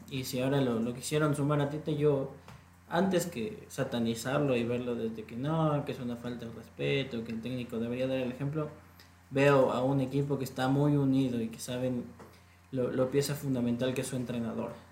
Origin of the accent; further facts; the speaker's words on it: Ecuador; creo que demostró lo que para nosotros como selección ecuatoriana de fútbol nos falta ante Senegal